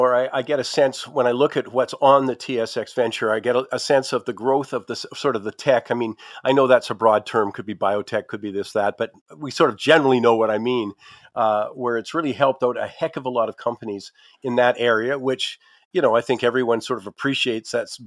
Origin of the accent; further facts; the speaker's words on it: Canada; we talk about being Canadian